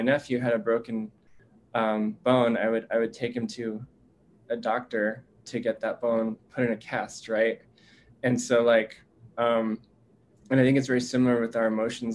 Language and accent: English; United States